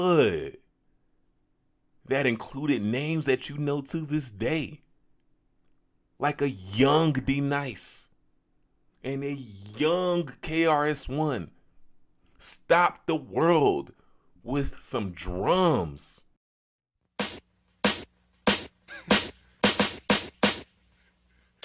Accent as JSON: {"language": "English", "town": "Chicago", "region": "Illinois", "country": "United States", "said": "I'm also a young brother who's from Chicago"}